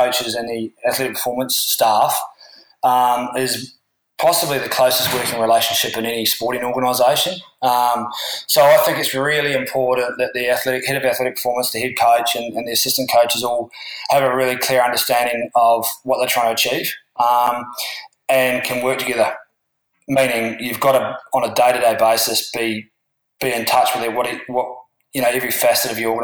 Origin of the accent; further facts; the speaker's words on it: Christchurch, Canterbury, New Zealand; moved away as an adult; now in Australia; I'm from Christchurch in New Zealand